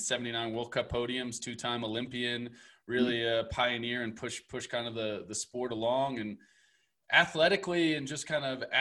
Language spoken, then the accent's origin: English; New York, United States; moved away; I'm originally from New York